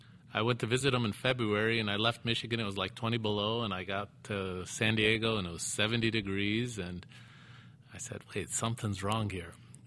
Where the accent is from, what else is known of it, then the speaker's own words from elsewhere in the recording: Beirut, Beirut Governorate, Lebanon; born there; No, I was born in Beirut, yeah.